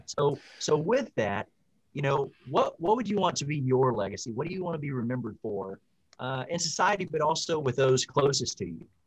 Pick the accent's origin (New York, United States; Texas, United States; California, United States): Texas, United States; Houston; I grew up in Houston.